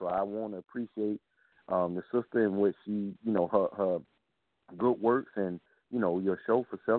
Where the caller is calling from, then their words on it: South Carolina, United States; I'm calling from South Carolina.